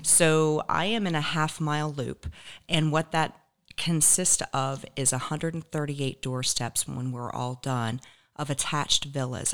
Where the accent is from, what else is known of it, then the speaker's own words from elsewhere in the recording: Raleigh, North Carolina, United States; moved away as an adult; also born or lived in Charlotte, North Carolina; now in Naples, United States; I grew up in the Raleigh, Durham area